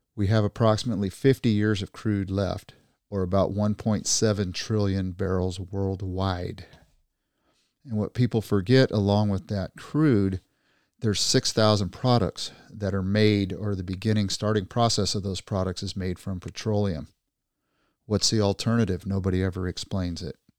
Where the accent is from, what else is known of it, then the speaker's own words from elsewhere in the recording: California, United States; as a Californian